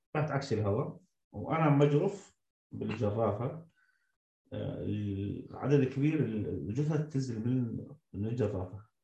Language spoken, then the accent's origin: Arabic; Syria; moved away; also born or lived in Damascus; انا كمواطن سوري